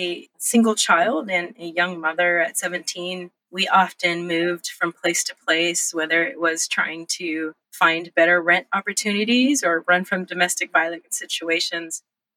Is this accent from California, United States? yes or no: yes; Los Angeles, California, United States; also born or lived in Monterey Bay; And I was born in Monterey Bay in California. We traveled up and down the coast all the way to Los Angeles, where I grew up, and all over the state of California.